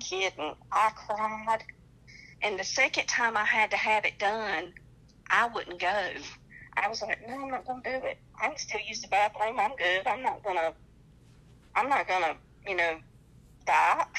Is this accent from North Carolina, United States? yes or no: yes; North Carolina, United States; accent: twang; now in Sacramento, United States; I'm from North Carolina, that's why I talk with a little twang